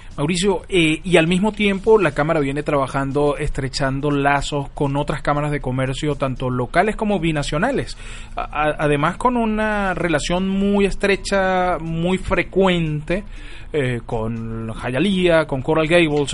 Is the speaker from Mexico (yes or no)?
no; Venezuela; como venezolano que soy